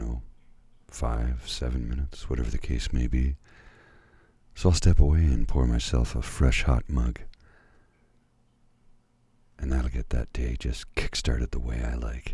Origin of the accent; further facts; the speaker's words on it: Canada; also born or lived in Ottawa; we are all part of the same great nation of Canada